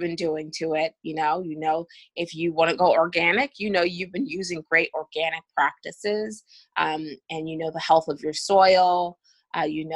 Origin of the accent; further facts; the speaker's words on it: Akron, Ohio, United States; moved away as an adult; now in South Carolina, United States; I'm originally from Akron, Ohio